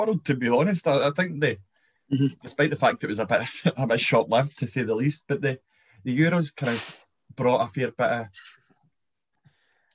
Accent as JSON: {"language": "English", "region": "Scotland", "country": "United Kingdom", "said": "being Scottish"}